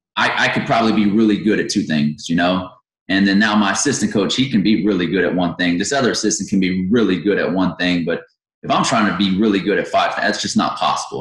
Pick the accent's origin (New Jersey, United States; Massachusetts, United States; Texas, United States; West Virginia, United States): Texas, United States; Victoria; also born or lived in Yorktown, Texas; I grew up in Victoria. I was born and raised there.